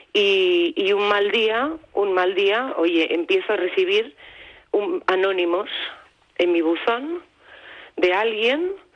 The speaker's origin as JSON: {"language": "Spanish", "town": "Barcelona", "region": "Catalonia", "country": "Spain", "also_born_or_lived": "Palma", "moved": "as an adult", "said": "Nosotros somos de Barcelona, pero llevábamos muchos años viviendo fuera, viviendo en Palma"}